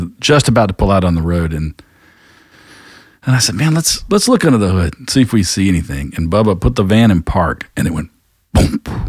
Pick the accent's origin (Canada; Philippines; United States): United States; North Carolina; also born or lived in South Georgia; I was born in North Carolina and moved to South Georgia.